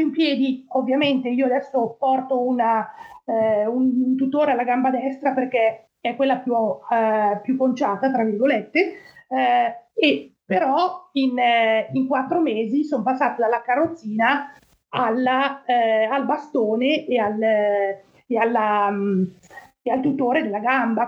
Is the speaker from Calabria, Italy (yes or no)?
no; Monza, Lombardy, Italy; moved away as an adult; now in Antrim, United Kingdom; sono nato a Monza nel 1968, quindi ho 54 anni e mi trovo in eh, Irlanda del Nord dal 2012